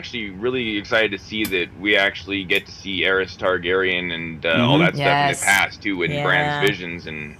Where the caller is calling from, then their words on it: Billings, Montana, United States